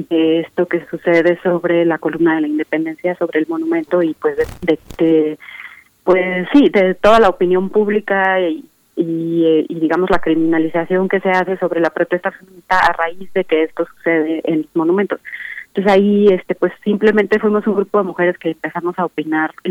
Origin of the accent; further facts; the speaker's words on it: Mexico; O se está cuestionando realmente algunos valores que nos identifican como mexicanos